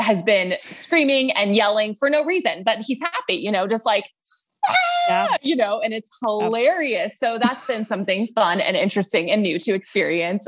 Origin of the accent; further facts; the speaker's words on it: Texas, United States; I am from Texas, grew up in a big family